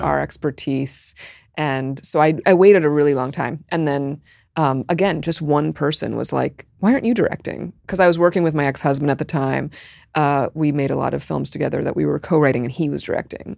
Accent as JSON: {"language": "English", "town": "New York City", "region": "New York", "country": "United States", "tie": "born or raised there", "said": "I grew up in Park Slope"}